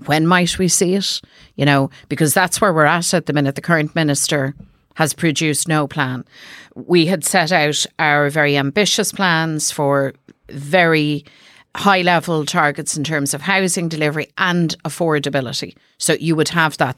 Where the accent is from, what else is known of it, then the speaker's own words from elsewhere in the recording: Dublin, Leinster, Ireland; I'm from South Dublin